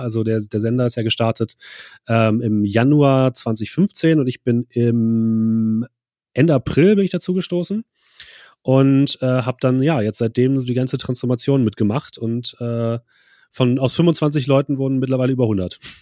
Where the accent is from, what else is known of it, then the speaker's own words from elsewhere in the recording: Braunschweig, Lower Saxony, Germany; moved away as an adult; also born or lived in Leipzig; now in Hamburg, Germany; Ich komme ursprünglich aus, aus Braunschweig und bin dann nur zum Studieren nach Leipzig gegangen